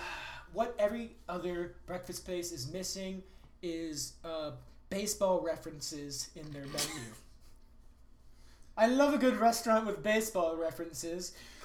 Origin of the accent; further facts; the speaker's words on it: Oklahoma City, Oklahoma, United States; Oh, I am from Oklahoma City, Oklahoma. Just an Oklahoma boy who loves breakfast